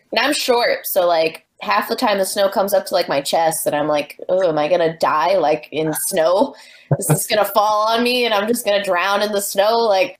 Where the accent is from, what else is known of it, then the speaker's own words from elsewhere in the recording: New Bedford, Massachusetts, United States; In New Bedford, which is my home. I was born and raised in New Bedford